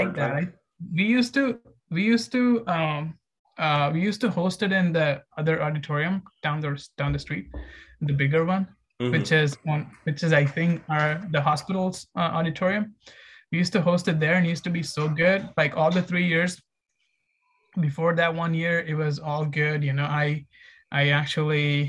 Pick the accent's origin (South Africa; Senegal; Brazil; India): India; moved away as an adult; also born or lived in Ahmedabad, India / Bangalore, India; now in Long Beach, United States